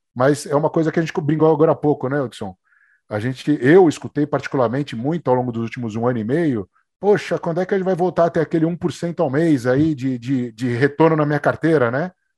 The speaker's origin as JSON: {"language": "Portuguese", "country": "Brazil", "said": "A gente é brasileiro"}